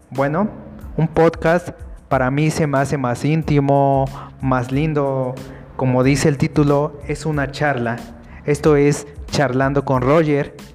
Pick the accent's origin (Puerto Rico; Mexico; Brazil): Mexico; now in Mexico City, Mexico; Yo, bueno, soy chilango, yo nací fuera, pero me vine a vivir a la Ciudad de México, debido a que aquí hay mejor educación y mejores oportunidades de empleo.